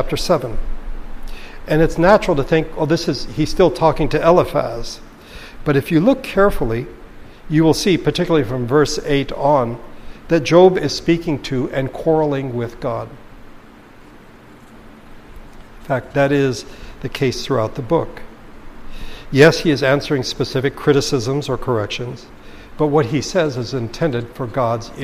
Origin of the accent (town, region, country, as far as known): United States